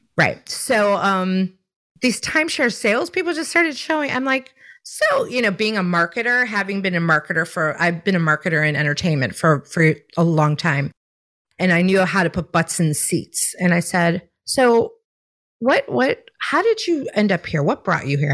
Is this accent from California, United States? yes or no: no; Chicago, Illinois, United States; now in South Carolina, United States; I'm born and raised in Chicago